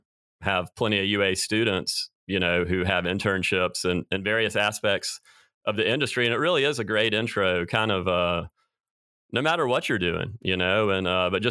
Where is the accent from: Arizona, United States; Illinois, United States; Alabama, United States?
Alabama, United States; Birmingham; I grew up in Birmingham as well